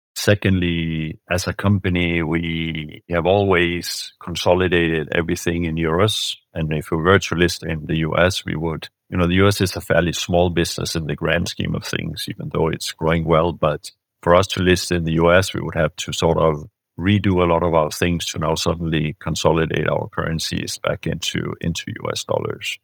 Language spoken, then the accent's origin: English; Denmark; moved away as an adult; also born or lived in Germany / France / United States; I'm born and raised in Denmark by, uh, a Swedish mother and a Danish father